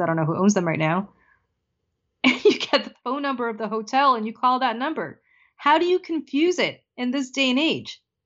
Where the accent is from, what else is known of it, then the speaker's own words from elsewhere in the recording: New Jersey, United States; My home state legalized, New Jersey legalized